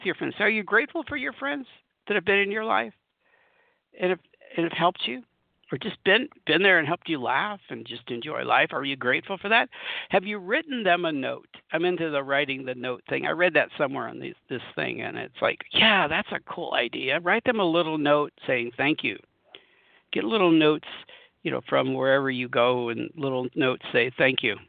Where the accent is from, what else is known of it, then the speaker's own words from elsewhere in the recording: Southern California, United States; moved away as an adult; now in Colorado, United States; I'm from Southern California. I've spent lots of time in Southern California most of my life